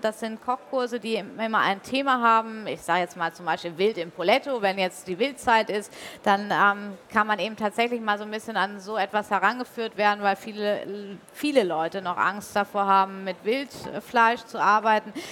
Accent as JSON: {"language": "German", "region": "Hamburg", "country": "Germany", "tie": "born or raised there", "also_born_or_lived": "Bavaria", "said": "bis ich dann irgendwann 96 wieder in Hamburg gelandet bin, was auch meine Heimatstadt ist"}